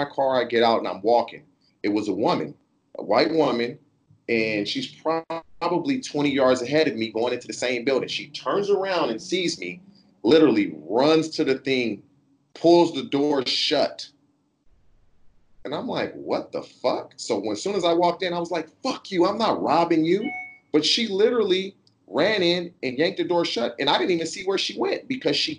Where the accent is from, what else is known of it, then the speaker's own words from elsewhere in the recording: California, United States; I'm from California, born and raised here.